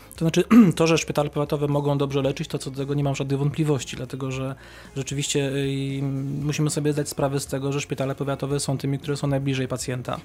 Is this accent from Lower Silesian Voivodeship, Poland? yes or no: no; Kępno, Greater Poland, Poland; moved away; mieszkałem przez wiele lat 70 km od Wrocławia, w, w Kępnie, w mieście powiatowym